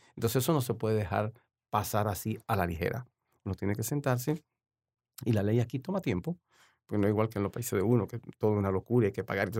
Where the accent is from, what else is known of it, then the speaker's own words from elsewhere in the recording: San Pedro de Macorís, Dominican Republic; also born or lived in La Romana, Dominican Republic / Washington DC area, United States; now in Washington, United States; ya me crié en San Pedro de Macorís, ya ahí la ciudad de los peloteros.